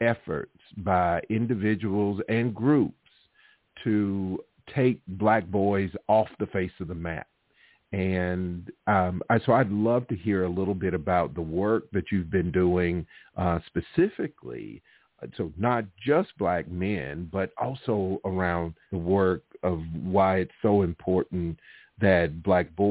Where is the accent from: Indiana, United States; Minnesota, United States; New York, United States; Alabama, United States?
Alabama, United States; moved away; also born or lived in Connecticut; where I grew up in Alabama